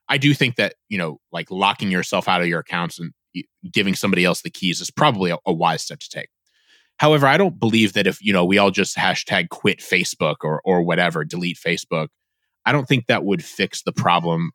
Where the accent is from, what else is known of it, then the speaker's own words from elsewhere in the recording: Northeast Indiana, United States; I grew up in Northeast Indiana